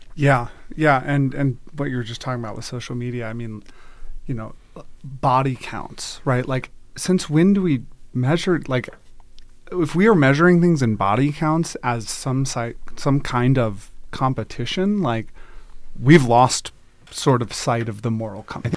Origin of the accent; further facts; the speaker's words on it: Durham, North Carolina, United States; moved away as an adult; also born or lived in Virginia / Oakland, California; now in Redmond, United States; didn't grow up in Israel, grew up, um, grew up in North Carolina